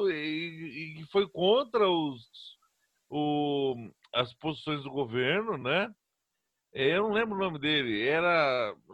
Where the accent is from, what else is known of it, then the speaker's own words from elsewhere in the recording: Brazil; eu sou brasileiro